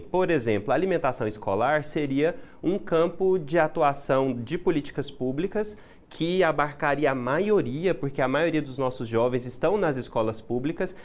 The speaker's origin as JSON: {"language": "Portuguese", "region": "Goiás", "country": "Brazil", "said": "nós somos goianos"}